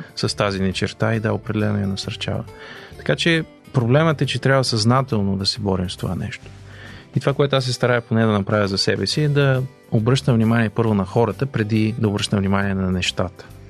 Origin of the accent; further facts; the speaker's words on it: Bulgaria; moved away as an adult; now in Canada; като българи